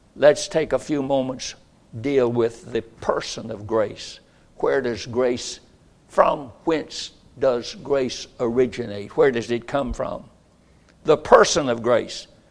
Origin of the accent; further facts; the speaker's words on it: Roxboro, North Carolina, United States; moved away as an adult; I grew up, first 20 years of my life, in Roxboro, North Carolina, and I was born on High Street